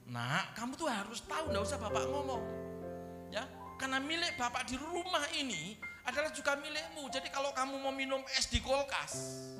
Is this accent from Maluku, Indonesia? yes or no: no; Wonogiri, Central Java, Indonesia; Leluhur-leluhur saya orang Jawa, kampung halaman saya di Wonogiri sana